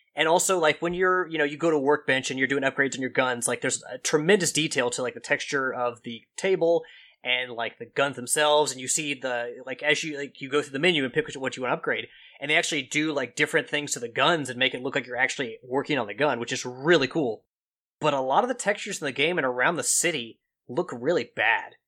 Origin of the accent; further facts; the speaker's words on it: Kentucky, United States; accent: Kentucky twang; my Kentucky accent, my twang